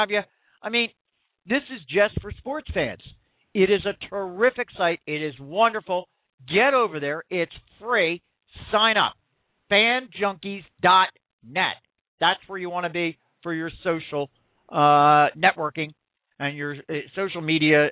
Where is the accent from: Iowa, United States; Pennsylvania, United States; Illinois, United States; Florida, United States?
Pennsylvania, United States; Philadelphia; I am from Philadelphia